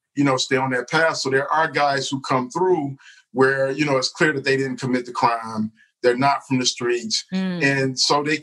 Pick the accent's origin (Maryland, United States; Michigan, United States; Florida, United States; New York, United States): Michigan, United States; Detroit; I grew up in Detroit